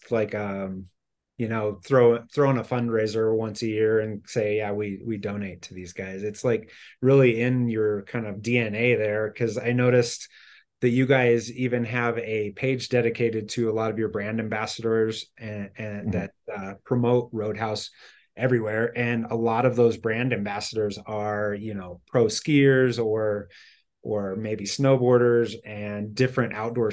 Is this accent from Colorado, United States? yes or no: yes; Denver, Colorado, United States; moved away; we're from Denver originally